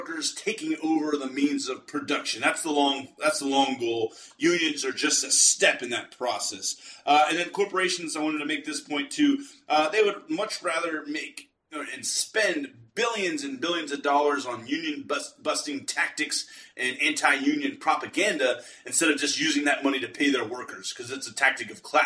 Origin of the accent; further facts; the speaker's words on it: Pittsburgh, Pennsylvania, United States; I'm from Pittsburgh